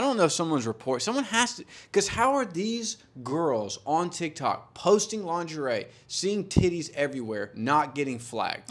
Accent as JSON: {"language": "English", "region": "Georgia", "country": "United States", "tie": "born or raised there", "said": "we both grew up in Georgia together."}